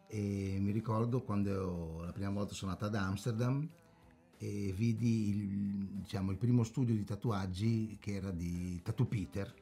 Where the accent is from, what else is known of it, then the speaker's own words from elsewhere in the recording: Brazil; moved away; sono nato in Brasile